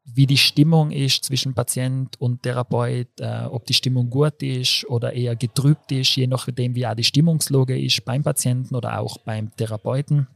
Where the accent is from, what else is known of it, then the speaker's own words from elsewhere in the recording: Brixen, Trentino-Alto Adige, Italy; moved away as an adult; now in Innsbruck, Austria; komme aus Brixen im Südtirol